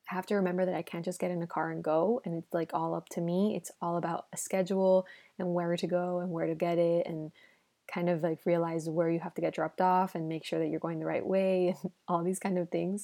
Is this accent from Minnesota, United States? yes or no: no; Miami, Florida, United States; first language Spanish; English is a second language; moved away as an adult; also born or lived in Los Angeles, United States; now in Madrid, Spain; in Miami, I grew up with Spanish speaking everywhere, right? So my first language is Spanish